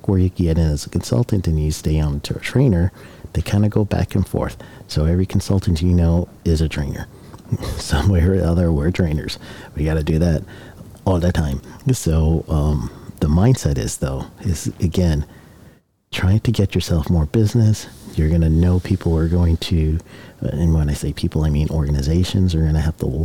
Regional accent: Guyana; now in United States; My home country is Guyana and the U.S. I'm dual citizen.

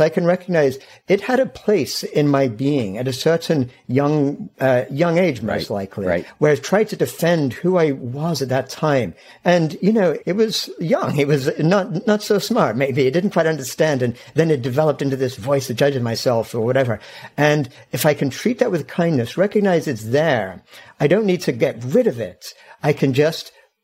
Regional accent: England, United Kingdom; I grew up in England.

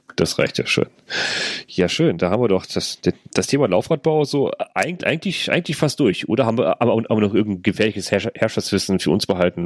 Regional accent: North Rhine-Westphalia, Germany; bei uns in NRW

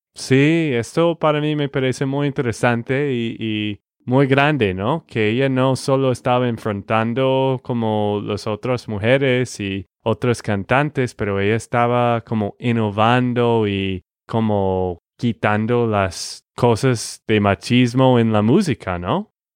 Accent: Texas, United States; de Texas, Estados Unidos.

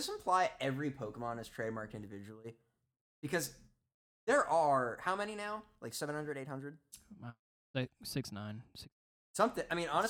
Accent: New Jersey, United States; I'm kind of curious, since I grew up in New Jersey, where this guy's a district.

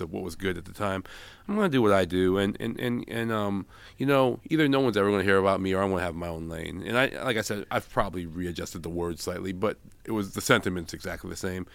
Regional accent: San Francisco, California, United States; I was born in San Francisco

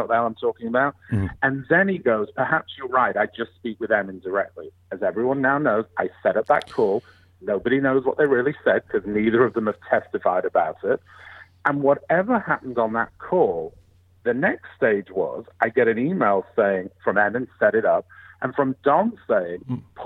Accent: England, United Kingdom; moved away as an adult; now in United States; I'm from England. I grew up in England.

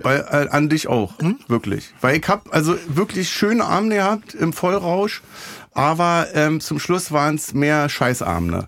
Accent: Berlin, Germany; Ich komme halt aus dem Wedding

